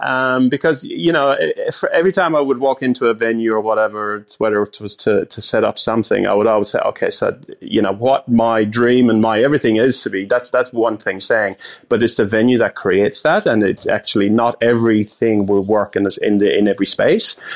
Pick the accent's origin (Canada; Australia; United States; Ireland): Ireland; moved away; I'm from overseas, I'm from Ireland